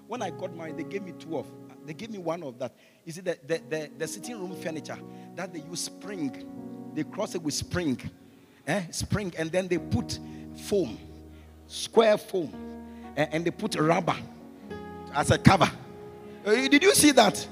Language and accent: English; Ghana; the boxers in Ghana, they come from my hometown